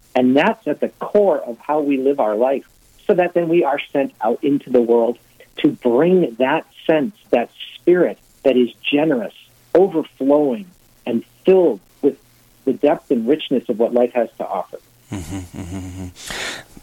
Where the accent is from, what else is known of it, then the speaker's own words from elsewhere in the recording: Cumberland, Wisconsin, United States; born and raised in Cumberland, Wisconsin.